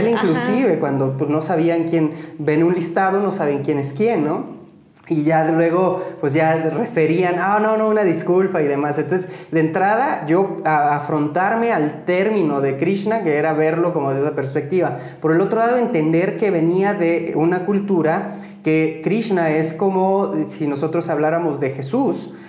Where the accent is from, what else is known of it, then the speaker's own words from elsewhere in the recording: Pátzcuaro, Michoacán, Mexico; Soy de Pátzcuaro, sí.